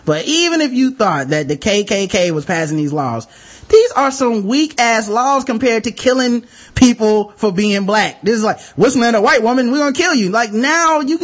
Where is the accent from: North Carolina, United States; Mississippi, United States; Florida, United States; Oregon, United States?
North Carolina, United States; North Carolina, my home state